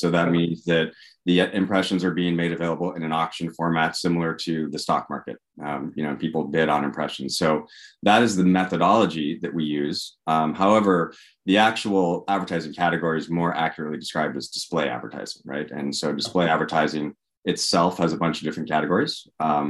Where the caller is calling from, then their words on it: Walnut Creek, California, United States; I am in sunny Walnut Creek, California today, near San Francisco.